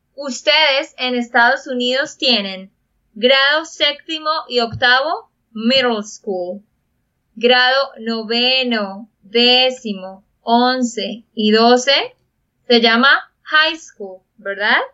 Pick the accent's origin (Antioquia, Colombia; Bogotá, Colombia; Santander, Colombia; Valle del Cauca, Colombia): Santander, Colombia; de Santander, Colombia